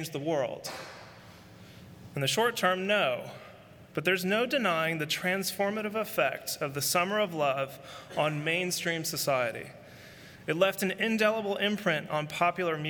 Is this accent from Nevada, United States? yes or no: no; San Francisco, California, United States; San Francisco, my hometown